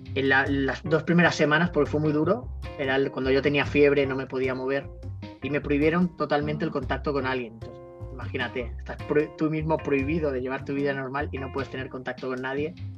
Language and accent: Spanish; Barcelona, Catalonia, Spain; also born or lived in Temuco, Chile; nací aquí en Barcelona y en el 2015 pues me fui a, Chile